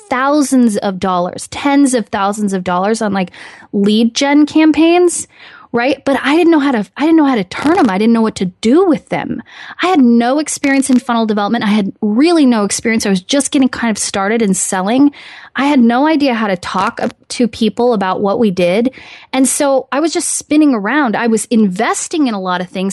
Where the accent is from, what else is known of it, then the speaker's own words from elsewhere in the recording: Midwest, United States; hometown, good old-fashioned, um, roots of the Midwest, hardworking people